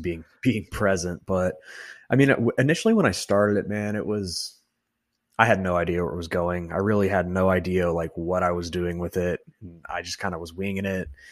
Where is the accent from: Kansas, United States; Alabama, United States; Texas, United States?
Texas, United States; moved away as an adult; now in Nebraska, United States; I'm not actually from Nebraska, I'm from Texas.